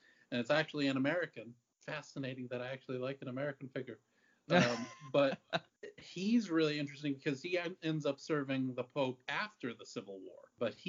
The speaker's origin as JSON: {"language": "English", "country": "Ireland", "said": "As an Irish person, I can't disparage the Irish Brigade."}